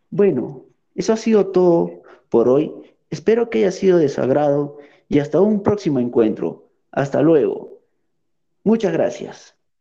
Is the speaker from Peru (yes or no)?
yes; Tacna, Peru; mi ciudad de origen